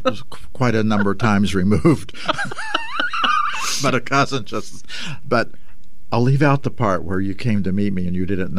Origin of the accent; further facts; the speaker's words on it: West Virginia, United States; Even though I'm from West Virginia